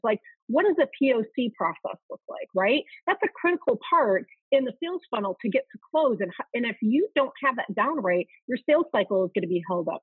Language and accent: English; outside of Chicago, Illinois, United States; I grew up in Chicago, outside of Chicago, Illinois